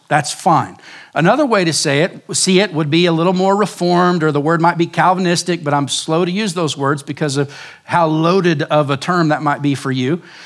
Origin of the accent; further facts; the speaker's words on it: Oklahoma, United States; moved away as an adult; now in Surprise, Arizona, United States; growing up in Oklahoma